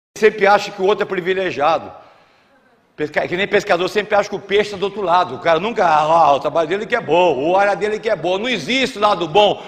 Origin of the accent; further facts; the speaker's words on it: São Paulo, Brazil; accent: paulista (interior de São Paulo); moved away as an adult; also born or lived in Santa Catarina; now in Florianópolis, Brazil; Eu sou paulista, moro no interior de São Paulo, vocês percebem pelo sotaque, mas optei por morar em Santa Catarina.